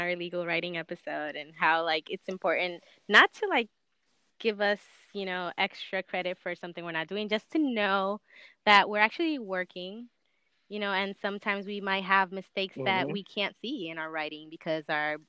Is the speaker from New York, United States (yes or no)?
yes; New York, United States; also born or lived in Puerto Rico; I was born in New York, and then when I was like 6 months old, my parents went to Puerto Rico, and then when I was 4 years old, they came back. So I've been switching primary language a bunch of times.